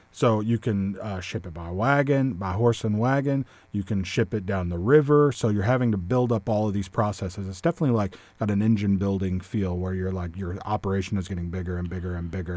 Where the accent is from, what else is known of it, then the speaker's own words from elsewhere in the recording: Hamilton, Texas, United States; I'm from Hamilton